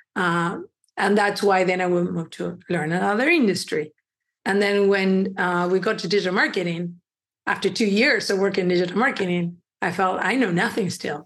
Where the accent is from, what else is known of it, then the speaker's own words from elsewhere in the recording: Uruguay; also born or lived in Ecuador; now in Chicago, United States; I was born in Uruguay. My parents are from Ecuador, which I do believe looking back, it kind of helped me because we were immigrants in Uruguay